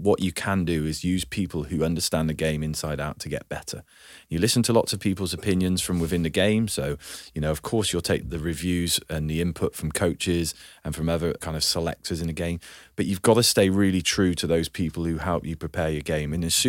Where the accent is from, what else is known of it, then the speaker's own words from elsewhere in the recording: South West England, United Kingdom; So I'm from Gloucestershire, and Cheltenham was like one of the big clubs.